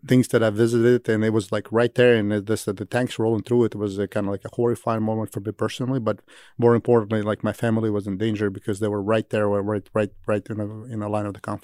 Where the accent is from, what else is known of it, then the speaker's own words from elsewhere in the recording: Kyiv, Ukraine; moved away; I'm from Kyiv originally